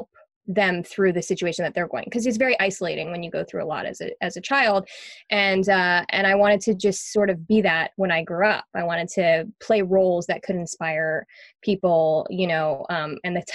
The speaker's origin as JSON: {"language": "English", "town": "Montreal", "region": "Quebec", "country": "Canada", "tie": "born or raised there", "moved": "yes", "said": "I grew up in Montreal, and I had a very interesting upbringing"}